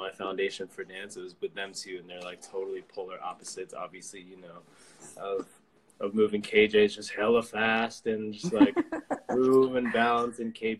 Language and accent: English; San Diego, California, United States; I'm from San Diego, California.